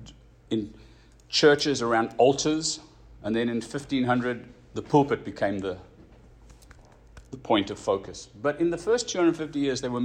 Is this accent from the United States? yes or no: no; South Africa; moved away; When we grew up in South Africa, you could walk around without a shirt